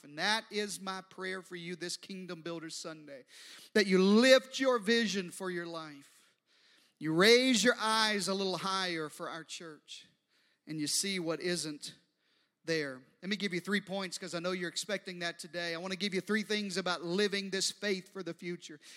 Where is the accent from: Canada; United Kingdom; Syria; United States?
United States; the Deep South and the East Coast; now in Texas, United States; I grew up uh, in the deep south and on the east coast